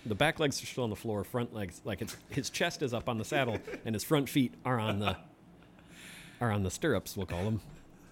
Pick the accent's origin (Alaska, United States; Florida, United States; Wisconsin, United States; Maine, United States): Wisconsin, United States; Kenosha; also born or lived in south central Minnesota; I grew up in Kenosha